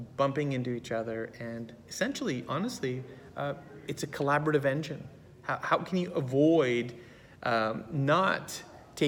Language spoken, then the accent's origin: English; San Francisco, California, United States; also born or lived in Berkeley, California; I was born in Berkeley, raised in San Francisco, and I love my home environment.